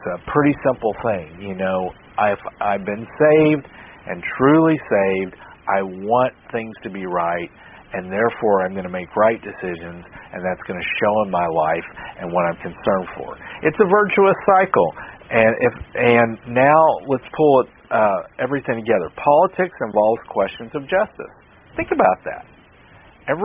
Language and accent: English; United States; I'm an American